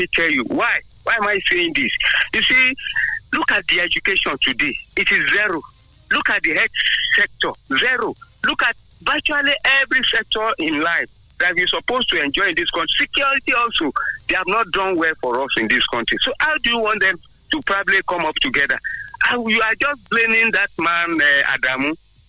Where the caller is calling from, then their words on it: Abeokuta, Ogun State, Nigeria; from Abeokuta.